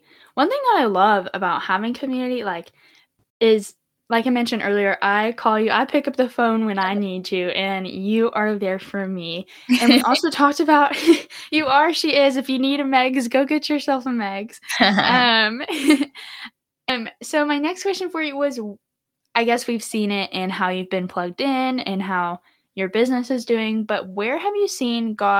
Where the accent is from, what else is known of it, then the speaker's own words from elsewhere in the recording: Texas, United States; And you're not from Arkansas. Me and you, we're from Texas, and neither is your husband.